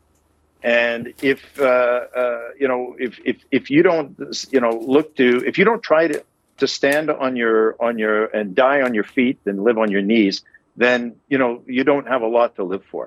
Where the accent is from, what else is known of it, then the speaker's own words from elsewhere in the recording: Canada; as a Canadian and somebody who's raised in a NATO country